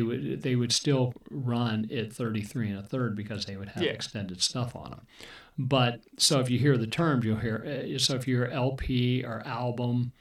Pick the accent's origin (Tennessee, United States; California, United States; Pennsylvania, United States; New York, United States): Pennsylvania, United States; Erie; I grew up in Erie, Pennsylvania